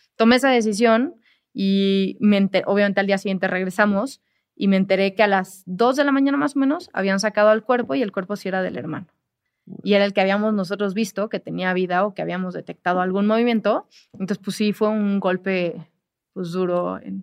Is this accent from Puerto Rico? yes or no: no; Mexico; yo como mexicana